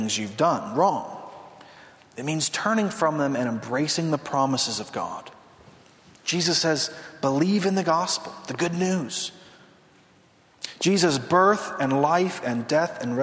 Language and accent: English; Southern California, United States; I grew up in Southern California